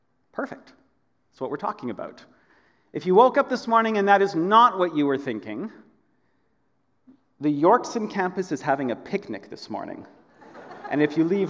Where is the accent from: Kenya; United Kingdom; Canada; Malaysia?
Canada; Edmonton, Alberta; moved away as an adult; also born or lived in Korea; now in Aldergrove, Canada; I grew up in Edmonton